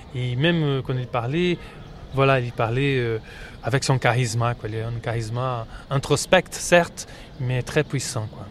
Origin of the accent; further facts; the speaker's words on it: Brazil; French is a second language; moved away; en tant que Brésilien